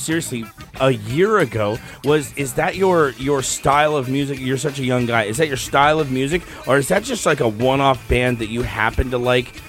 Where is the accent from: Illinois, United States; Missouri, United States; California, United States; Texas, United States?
Texas, United States; moved away; I'm from Texas